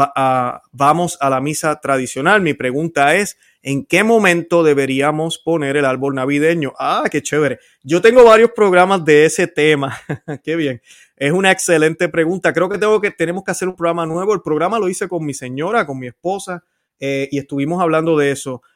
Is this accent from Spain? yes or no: no; Puerto Rico; Yo soy puertorriqueño